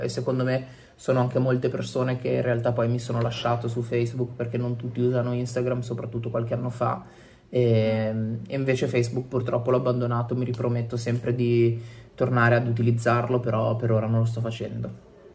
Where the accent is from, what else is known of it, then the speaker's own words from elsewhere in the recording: Genoa, Liguria, Italy; moved away as an adult; also born or lived in Turin; now in Milan, Italy; ho 29 anni e vengo da Genova, in realtà.